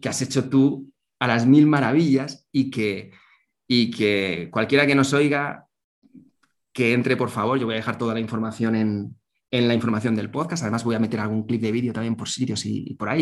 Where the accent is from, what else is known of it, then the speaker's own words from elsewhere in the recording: Zaragoza, Aragon, Spain; soy nacido en Zaragoza